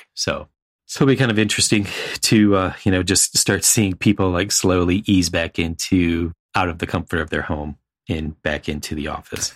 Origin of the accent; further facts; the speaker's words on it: East Coast, United States; growing up on the East Coast and living on the East Coast